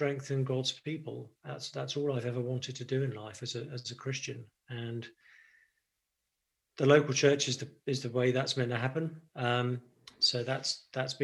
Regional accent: United Kingdom; moved away as an adult; now in Nashville, United States; I'm actually British. So I grew up in the UK, have only been really in the States making this my base in the last year or two

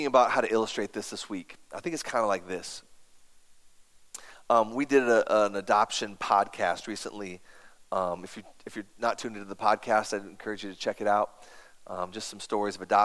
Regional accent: United States; I have an American passport

